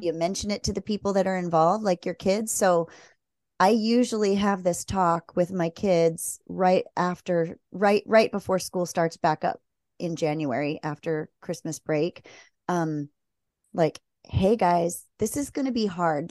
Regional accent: Maryland, United States; moved away; I grew up in Maryland near the Chesapeake

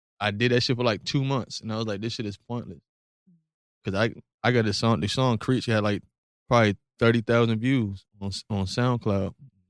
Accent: Virginia Beach, Virginia, United States; The beach. The real beach. Oceanfront.

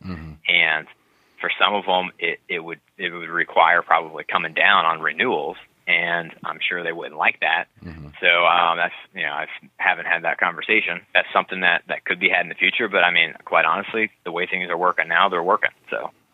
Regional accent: New Albany, Indiana, United States; now in Mount Pleasant, United States; where I grew up in New Albany, Indiana

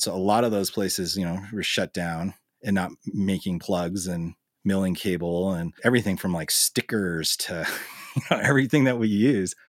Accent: Billings, Montana, United States; also born or lived in Los Angeles / Missoula; I was born in Billings and I've lived in multiple cities around the state. I had a stint in L A right after high school, and other than that, I've lived in Montana my entire life.

